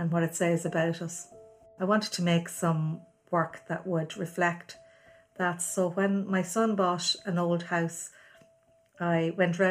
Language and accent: English; Navan, Leinster, Ireland; I grew up in Navan, one of 12 children.